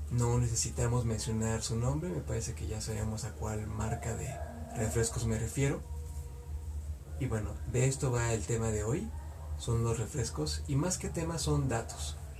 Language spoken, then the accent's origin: Spanish; Mexico; En México, en mi país